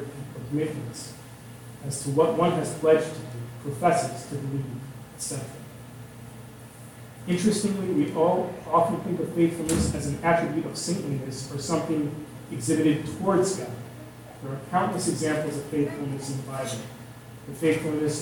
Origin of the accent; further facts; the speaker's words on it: outside of Chicago, Illinois, United States; now in Southern California, United States; growing up outside of Chicago and now living in Southern California